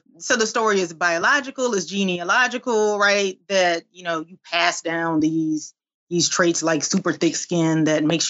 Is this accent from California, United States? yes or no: no; Albany, Georgia, United States; I'm from South Georgia. I'm from a little town called Albany, Georgia